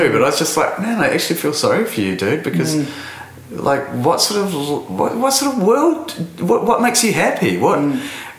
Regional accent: Hastings, Hawke's Bay, New Zealand; now in Napier, New Zealand; I'm a Napier based artist, I was actually born in Hastings Hospital and I grew up in Hastings District

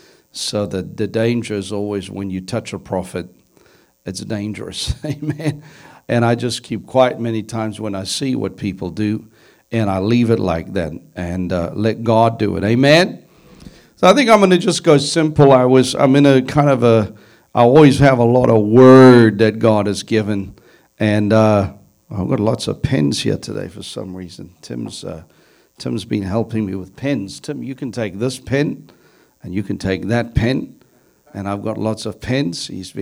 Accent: South Africa; Now, I come from South Africa, and as you know, a year ago, the Lord spoke to me about what was coming.

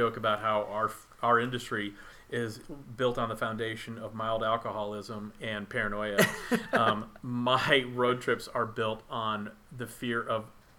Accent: Texas, United States; Because I'm from Texas

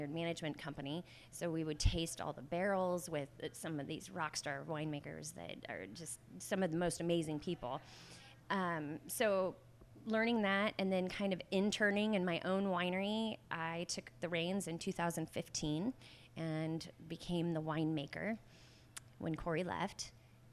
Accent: Guerneville, California, United States; I grew up in Guerneville, and Guerneville is right in the heart of wine country.

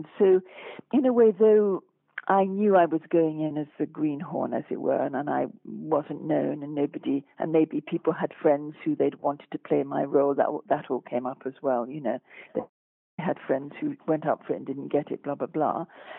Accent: France; accent: French; And my French education was nothing to do with my being French.

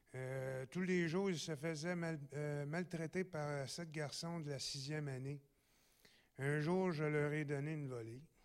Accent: Gatineau, Quebec, Canada; Je suis natif aussi de Gatineau

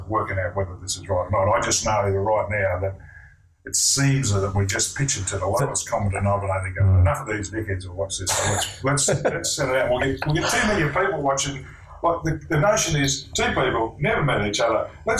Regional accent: Australia; Yeah, but we're cricket lovers. As most Australian men are, I suppose.

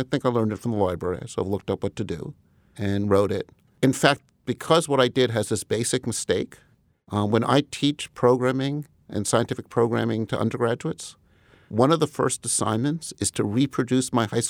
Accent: Commack, New York, United States; I grew up in Commack initially, which is one part of Huntington.

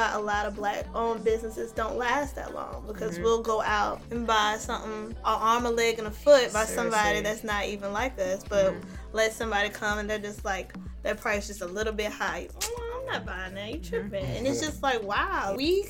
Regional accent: the South, United States; So, growing up in the South, I don't know, for the longest, I used to feel, like, embarrassed of my culture.

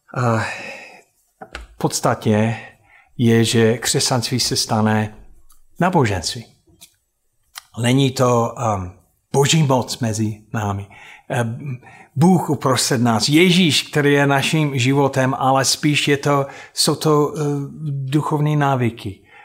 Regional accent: United States; Czech is a second language; moved away; já jako Američan

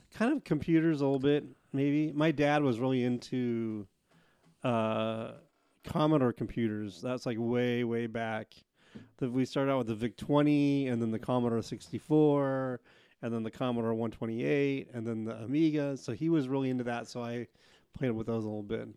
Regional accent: Portland, Oregon, United States; born or raised there; also born or lived in Clackamas River, Oregon

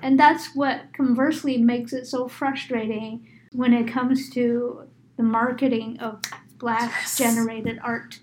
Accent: New York, United States; I grew up in New York

